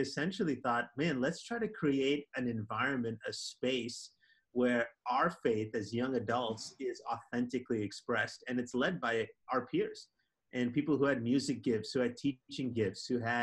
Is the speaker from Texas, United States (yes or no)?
no; Minneapolis, Minnesota, United States; also born or lived in Wisconsin; going back to home in Minneapolis